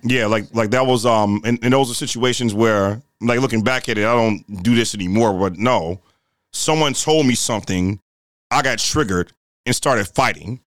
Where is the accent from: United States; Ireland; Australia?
United States; Chicago, Illinois; I grew up in, um, Woodlawn, in the Woodlawn community. Uh, that's east of the Dan Ryan, the south side of Chicago